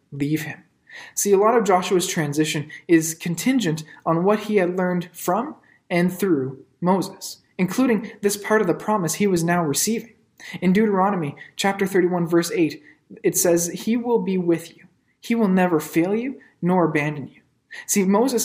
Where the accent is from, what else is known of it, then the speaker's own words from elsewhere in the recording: Ottawa, Ontario, Canada; moved away as an adult; I grew up in Ottawa and I'm a big fan of my hometown teams